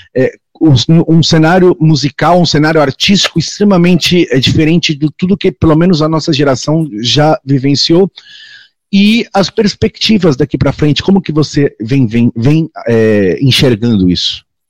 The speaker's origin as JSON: {"language": "Portuguese", "town": "Santos", "region": "São Paulo", "country": "Brazil", "tie": "born or raised there", "said": "eu sou da cidade, minha cidade natal é Santos, é, no estado de São Paulo, litoral"}